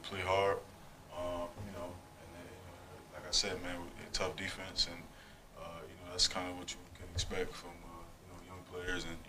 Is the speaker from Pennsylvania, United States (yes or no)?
yes; Philadelphia, Pennsylvania, United States; now in Boston, United States; I grew up in Philly